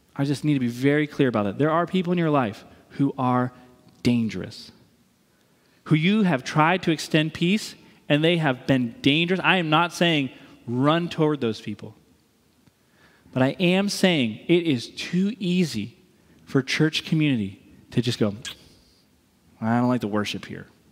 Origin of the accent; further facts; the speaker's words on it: East Coast, United States; moved away; I'm from the East Coast. I'm proud of being from the East Coast.